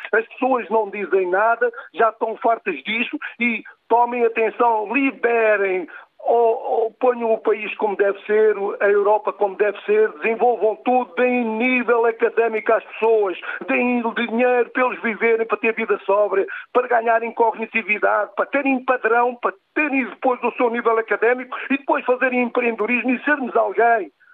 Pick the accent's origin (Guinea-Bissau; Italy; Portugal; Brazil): Portugal; eu uh, sou português